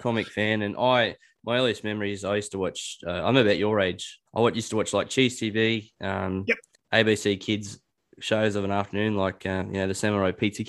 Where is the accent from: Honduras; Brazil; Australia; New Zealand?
Australia; Newcastle, New South Wales; So I grew up in Western Newcastle, place called West Walls End.